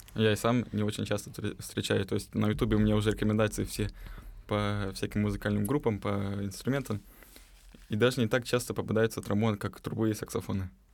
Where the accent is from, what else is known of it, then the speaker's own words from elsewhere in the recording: Novosibirsk, Novosibirsk Oblast, Russia; moved away as an adult; now in Moscow, Russia; из Новосибирска переехал в, в этом году.